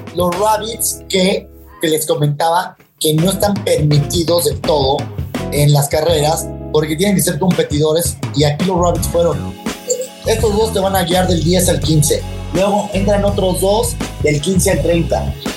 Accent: Mexico; como mexicano

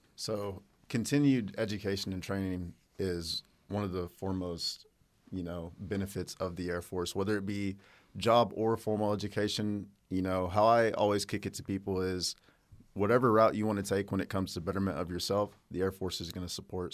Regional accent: Hobart, Oklahoma, United States; Oklahoma, uh, born and raised in a small town called Hobart

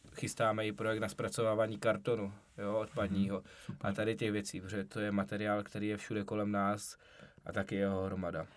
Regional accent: South Moravian Region, Czechia; jsme z Jižní Moravy

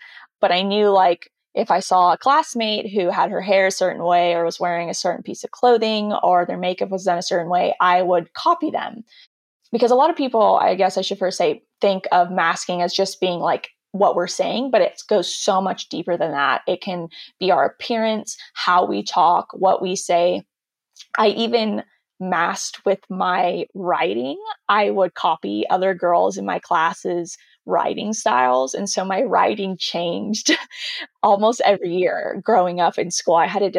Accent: California, United States; Yeah, and I said, yeah, from the South of California, not the actual South, because apparently they thought I had a Southern accent, which I don't hear at all.

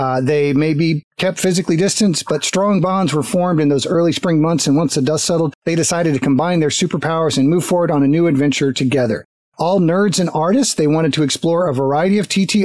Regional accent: United States; also born or lived in Florida / Texas; I grew up in Florida and Texas

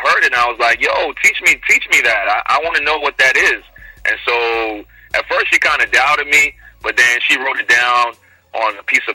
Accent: Nigeria; now in Houston, United States; born in Nigeria, raised there too

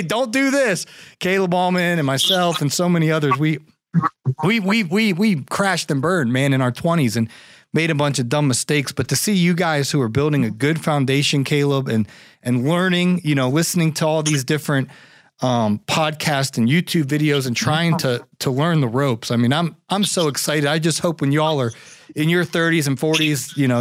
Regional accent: Ohio, United States; I'm from Ohio

